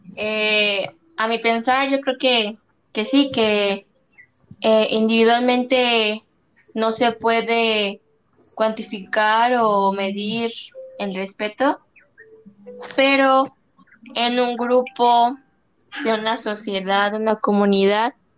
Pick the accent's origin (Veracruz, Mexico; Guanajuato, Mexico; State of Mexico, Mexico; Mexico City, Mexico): Guanajuato, Mexico; Celaya; como mexicanos y como celayenses